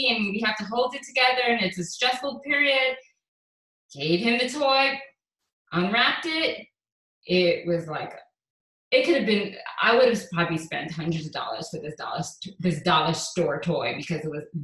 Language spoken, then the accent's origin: English; St. Lucia; we had to take a plane to Miami and then get a connecting flight to St. Lucia, and I'm from St. Lucia.